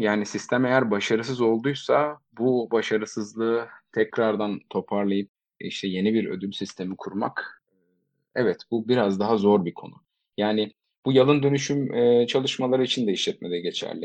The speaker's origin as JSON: {"language": "Turkish", "region": "Eskişehir", "country": "Turkey", "tie": "born or raised there", "also_born_or_lived": "Istanbul", "moved": "as an adult", "said": "1987 Eskişehir doğumluyum. İstanbul macerama üniversite yıllarıyla birlikte başladım."}